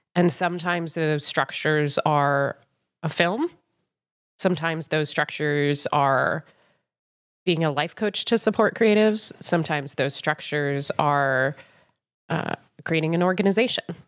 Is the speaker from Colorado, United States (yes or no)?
yes; Boulder, Colorado, United States; moved away as an adult; now in Chicago, United States; I'm originally from Boulder, Colorado, uh, which I'm pretty proud of. So I'm a mountain, mountain girl